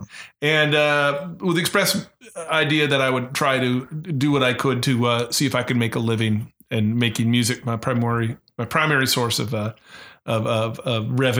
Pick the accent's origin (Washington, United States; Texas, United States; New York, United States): Washington, United States; Seattle; moved away as an adult; also born or lived in Nashville; I left Seattle, my hometown